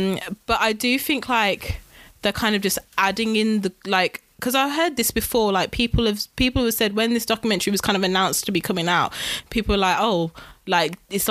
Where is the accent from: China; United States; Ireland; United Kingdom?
United Kingdom; I am British, guys.